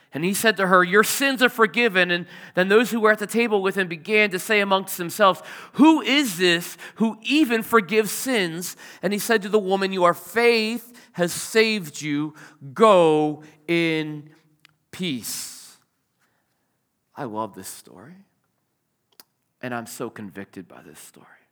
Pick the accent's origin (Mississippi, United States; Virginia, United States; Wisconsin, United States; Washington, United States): Virginia, United States; Richmond; moved away; I grew up in Richmond